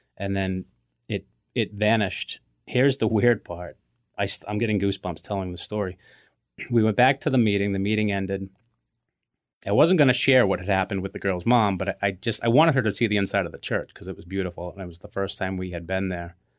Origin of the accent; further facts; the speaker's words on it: Braintree, Massachusetts, United States; We grew up in Braintree.